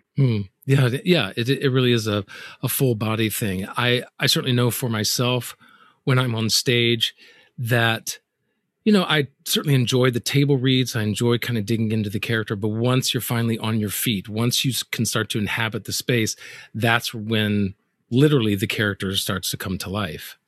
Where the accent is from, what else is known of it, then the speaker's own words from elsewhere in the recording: the South, United States; I'm from the South.